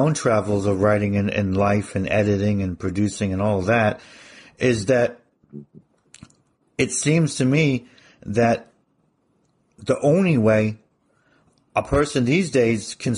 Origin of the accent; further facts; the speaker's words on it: New Jersey, United States; moved away as an adult; also born or lived in Arizona / Europe; growing up in New Jersey